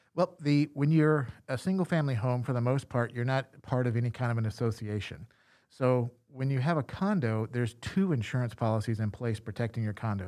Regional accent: Louisiana, United States; I'm from Louisiana

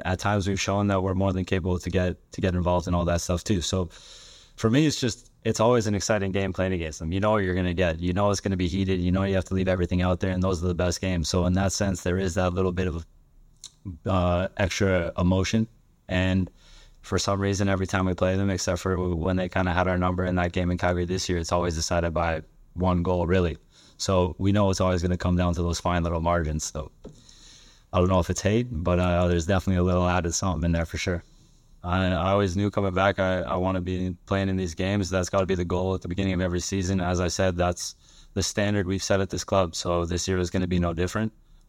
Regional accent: Sweden; English is a second language; I don't come from the same background as Bex. I come from Sweden, so I knew nothing about the league or the teams or anything about Canadian soccer at all

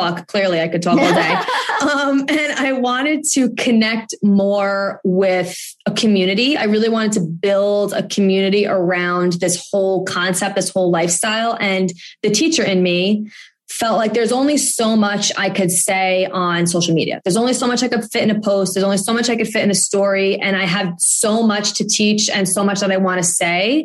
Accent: New York, United States; I'm from New York

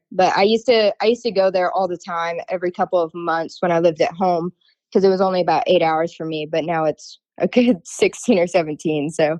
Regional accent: Vermont, United States; now in Florida, United States; So I'm originally from Vermont. My dad, now I live down in Florida

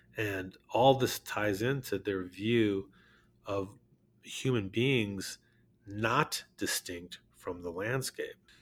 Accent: Berkeley, California, United States; moved away as an adult; now in Santa Fe, United States; we were born and raised in Berkeley, California

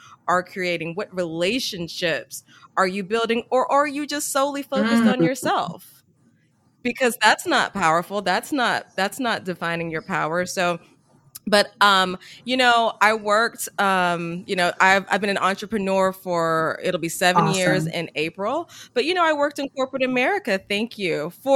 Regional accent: Columbia, South Carolina, United States; now in Washington, D.C., United States; I'm originally from Columbia, South Carolina.

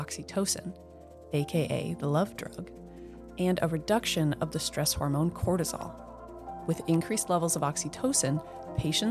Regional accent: Billings, Montana, United States; also born or lived in Seattle, Washington; I was born in Seattle, Washington, and raised in Billings, Montana

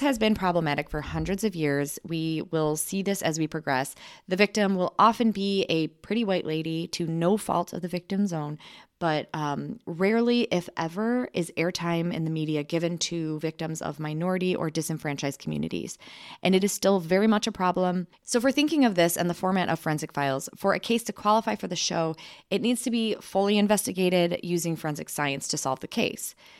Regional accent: Michigan, United States; we grew up in Michigan

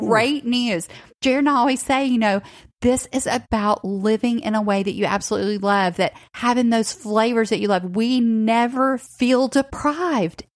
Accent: Northwest Georgia, Tennessee, United States; I also grew up in the South, but I grew up in Tennessee, Northwest Georgia as well

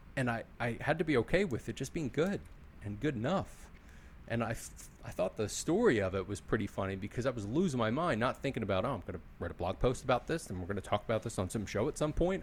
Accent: Philadelphia, Pennsylvania, United States; I'm from Philly and this is how I am

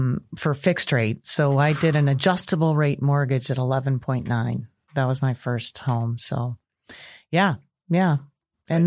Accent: Park Ridge, Illinois, United States; now in Bourbonnais, United States; but I was born and lived in Park Ridge my whole life. So until I went away to college at University of Illinois in Champaign.

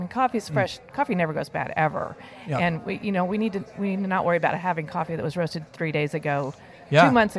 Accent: New Braunfels, Texas, United States; I'm from New Braunfels.

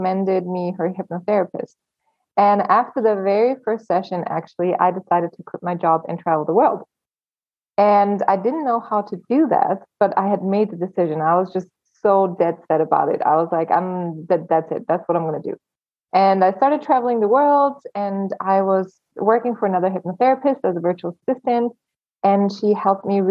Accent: Germany; moved away as an adult; also born or lived in Los Angeles, United States; I was born and raised in Germany. And at 19, I just wanted to leave the country

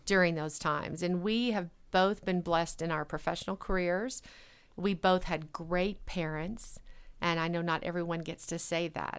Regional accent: rural Arkansas, United States; moved away as an adult; also born or lived in Boulder, Colorado / Bay Area, California; now in Fort Collins, United States; I grew up in a place where a lot of people didn't have an opportunity for education.

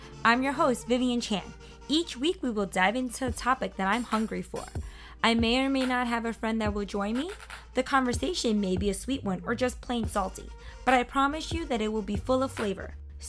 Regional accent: Hong Kong; I'm from Hong Kong.

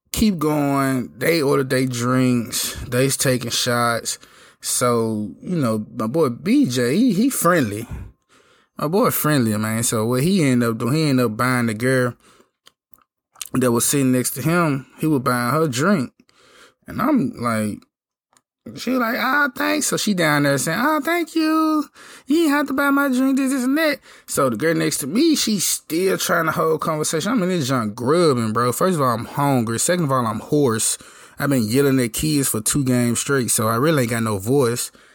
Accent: Memphis, Tennessee, United States; I'm from Memphis

